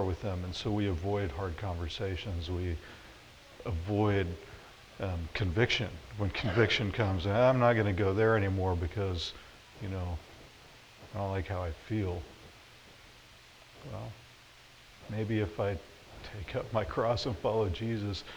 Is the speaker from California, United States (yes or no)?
no; Florida, United States; moved away as an adult; also born or lived in Nebraska; now in Hastings, United States; I grew up in Florida